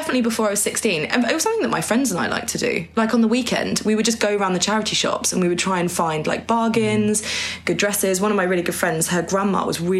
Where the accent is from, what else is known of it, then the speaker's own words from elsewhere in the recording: Norwich, East of England, United Kingdom; I grew up in Norwich